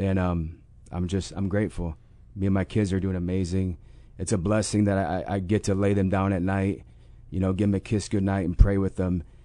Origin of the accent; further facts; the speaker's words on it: Mendota, Illinois, United States; moved away as an adult; now in Urbana, United States; I'm from Mendota, Illinois